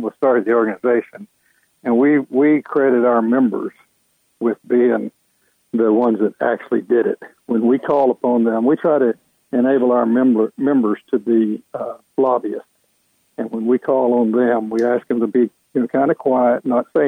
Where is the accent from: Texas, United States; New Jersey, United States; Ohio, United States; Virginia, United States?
Texas, United States; now in Georgia, United States; I'm from Texas